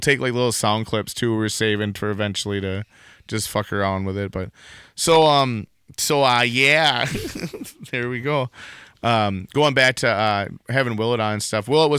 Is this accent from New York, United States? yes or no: no; Wisconsin, United States; accent: Wisconsin; What gets me is how Wisconsin my accent is.